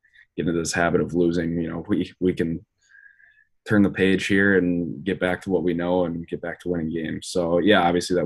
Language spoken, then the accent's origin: English; Moorhead, Minnesota, United States; now in Grand Forks, United States; I grew up in Morehead, Minnesota